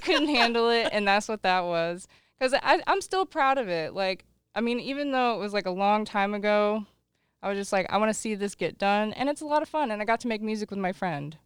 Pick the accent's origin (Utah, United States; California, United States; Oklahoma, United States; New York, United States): Oklahoma, United States; Lawton; Growing up in Lawton, Oklahoma, moved there in ninety-nine, uh, lived out in the country